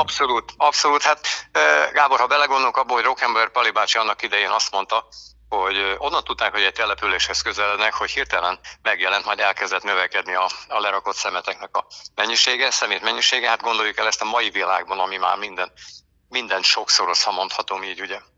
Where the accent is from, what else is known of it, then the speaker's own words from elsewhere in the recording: Békéscsaba, Békés, Hungary; also born or lived in Eger / Balatonalmádi area / Lake Balaton; now in Lake Balaton, Hungary; a gyökereim Békés megyéhez kötnek, imádom máig, Békés Csabán születtem, a körösök vidékét, a folyókat, a gátakat, aztán az élet ugye az embert hozza viszi, így kerültünk föl aztán annak idején a Eger városába